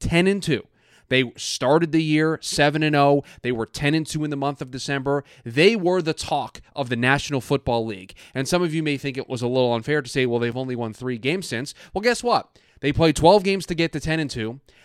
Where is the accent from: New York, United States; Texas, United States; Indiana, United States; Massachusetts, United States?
New York, United States; now in Phoenix, United States; I'm originally from New York, I am based in Phoenix.